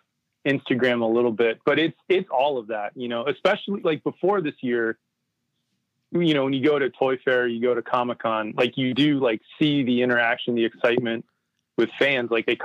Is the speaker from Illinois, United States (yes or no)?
no; Ohio, United States; moved away as an adult; now in Burbank, United States; I moved out here a couple of years ago. I'm from Ohio originally. Okay. But yeah, I've been in Burbank for like, I don't know, the last 5 or 6 years